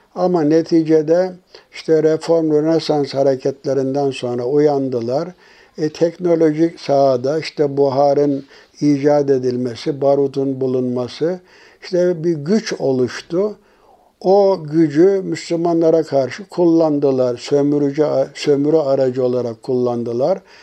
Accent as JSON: {"language": "Turkish", "country": "Turkey"}